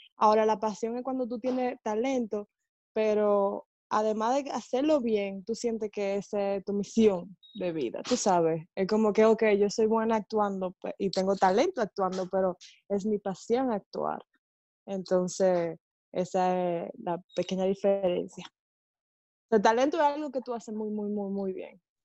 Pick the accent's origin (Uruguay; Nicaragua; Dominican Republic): Dominican Republic; soy dominicana, así que mi talento va a ser talento dominicano